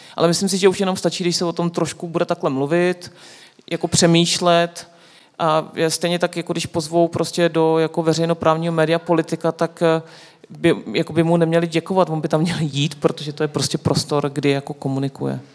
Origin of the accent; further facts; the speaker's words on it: Czechia; Češi jsou, jako my jsme fantastický, nás ta politika furt zajímá